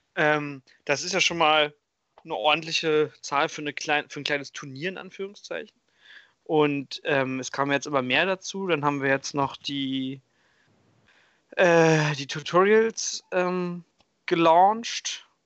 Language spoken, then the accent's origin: German; Hamburg, Germany; ich bin aus Hamburg